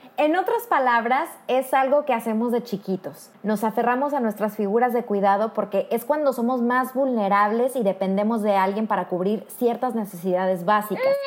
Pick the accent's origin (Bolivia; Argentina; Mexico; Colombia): Mexico; now in Poland; una mexicana viviendo en Polonia.